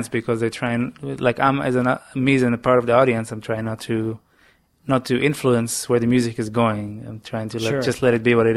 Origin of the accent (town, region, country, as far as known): Israel; English is a second language; now in New York, United States